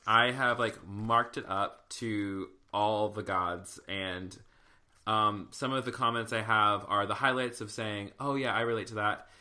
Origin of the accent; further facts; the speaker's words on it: the South, United States; I'm from the South